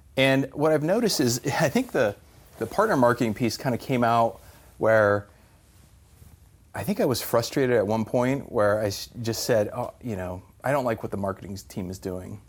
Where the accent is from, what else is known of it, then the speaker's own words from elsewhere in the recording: New Mexico, United States; also born or lived in California / San Francisco Bay Area; now in Arizona, United States; Always in the Southwest, so New Mexico is where I grew up.